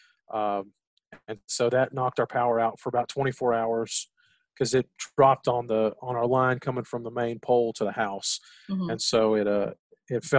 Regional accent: Gulf Coast of Texas, United States; growing up in the Gulf Coast of Texas

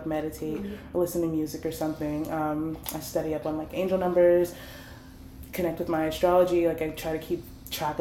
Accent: Prince George's County, Maryland, United States; I am from PG County

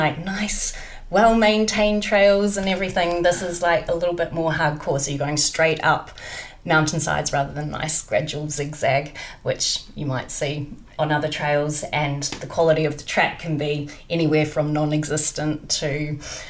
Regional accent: New Zealand; moved away; being from New Zealand

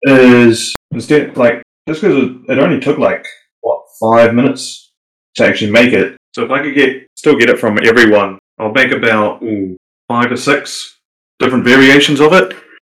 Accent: New Zealand; So you got me … the one who's talking right now. The guy from Down Under, who's even further down under than the Aussies.

